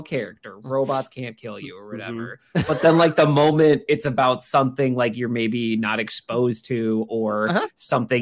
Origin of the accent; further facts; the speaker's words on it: Minnesota, United States; also born or lived in Chicago area; now in Chicago, United States; Growing up in Minnesota